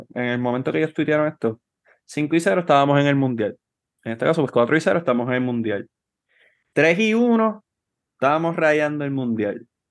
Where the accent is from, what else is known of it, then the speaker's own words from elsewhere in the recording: Trujillo Alto, Puerto Rico; yo soy de Trujillo